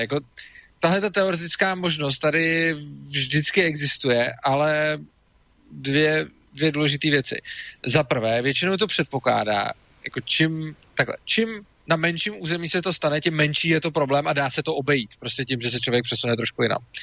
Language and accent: Czech; Czechia